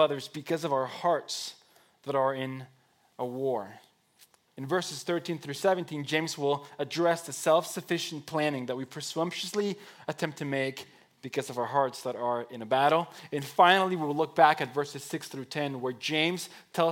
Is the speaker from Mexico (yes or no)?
yes; Mexico; moved away as an adult; I was born and raised in Mexico. 19 years of my life were spent there